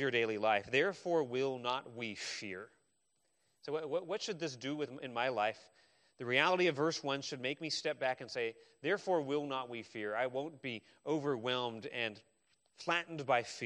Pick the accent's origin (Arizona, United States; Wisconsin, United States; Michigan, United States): Arizona, United States; I grew up in Arizona.